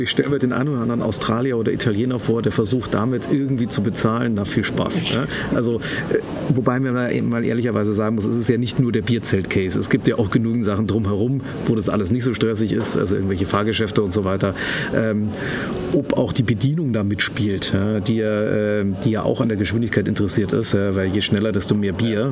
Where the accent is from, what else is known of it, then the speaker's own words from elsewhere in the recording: Munich, Bavaria, Germany; für mich als Münchner